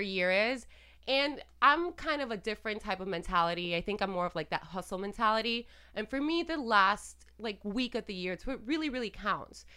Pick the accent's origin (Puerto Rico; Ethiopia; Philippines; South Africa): Puerto Rico; I'm Latina and I'm from Puerto Rico and we practice santeria there and, you know, and I grew up with all this